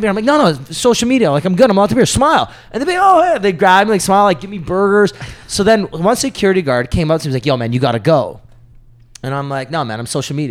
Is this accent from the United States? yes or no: no; Canada; I'm from Canada